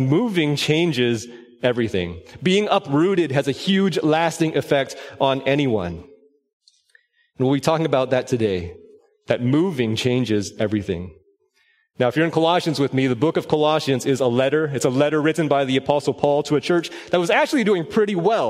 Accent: Orange County, Southern California, United States; moved away as an adult; also born or lived in Los Angeles County, California; now in Collin County, Texas, United States; My wife Stephanie and I were born and raised in Southern California

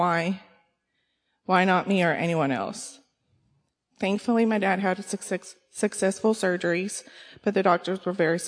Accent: Kaufman, Texas, United States; I was born and raised in Texas, raised by both my parents in a small town called Kaufman

